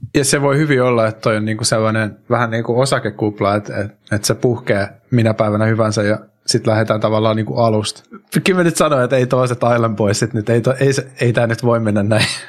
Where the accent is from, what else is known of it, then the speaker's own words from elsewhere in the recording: Finland; now in Spain; mä oon Suomesta